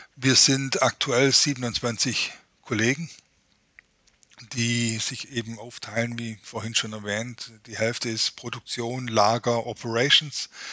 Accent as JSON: {"language": "German", "area": "Ostalb", "region": "Baden-Württemberg", "country": "Germany", "accent": "Swabian", "said": "ich komme genau von der anderen Seite in Baden-Württemberg, von der Grenze zu Bayern, äh, ja. von der schönen Ostalb"}